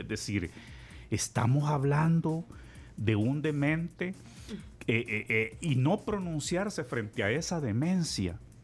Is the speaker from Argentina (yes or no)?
no; El Salvador